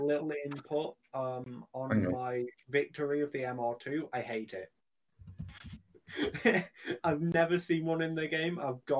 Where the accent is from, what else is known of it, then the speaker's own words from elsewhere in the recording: United Kingdom; We're British.